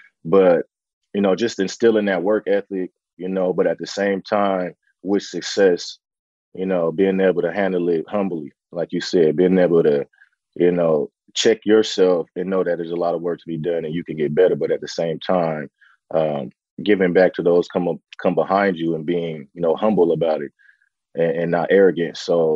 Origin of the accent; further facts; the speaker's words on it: San Francisco, California, United States; born and raised in Bayview Hunters Point, in the heart of, you know, the Bayview District in San Francisco, the shipyards, and a lot of activity that happens in most our urban communities. And then my dad was able to get us to the suburbs when I was about 9 or 10.